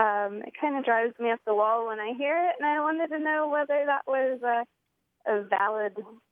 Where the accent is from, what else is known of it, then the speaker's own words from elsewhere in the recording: Tallahassee, Florida, United States; also born or lived in Illinois; now in Monticello, United States; I grew up in Tallahassee. I've lived in Monticello for about 7 years